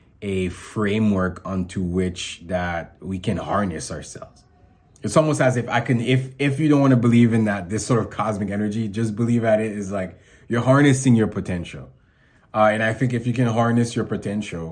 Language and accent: English; Haiti; I was born in Haiti